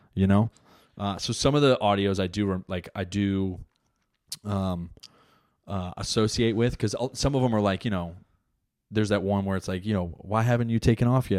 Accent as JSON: {"language": "English", "region": "New Jersey", "country": "United States", "said": "I'm an Italian from Jersey"}